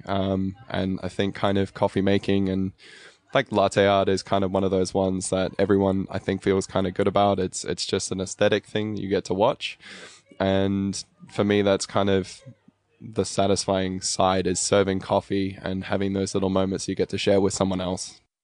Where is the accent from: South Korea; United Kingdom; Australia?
Australia; Albury, New South Wales; also born or lived in Cape Town, South Africa; I was born in South Africa in Cape Town. Um, I finished high school here, though, so in Aubrey, just over the border in New South Wales.